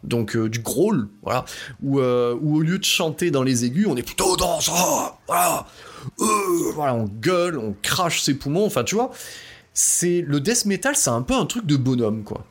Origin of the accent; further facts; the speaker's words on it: Drôme Provençale, Auvergne-Rhône-Alpes, France; je viens de la Drôme-Provençale